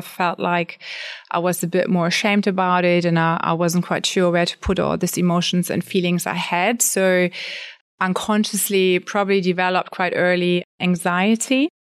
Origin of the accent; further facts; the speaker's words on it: Germany; moved away as an adult; now in Australia; I'm born and raised in Germany. I came over to Australia when I was about thirty.